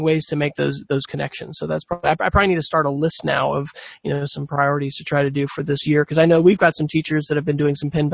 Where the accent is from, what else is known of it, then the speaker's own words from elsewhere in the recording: Oklahoma, United States; here I am from Oklahoma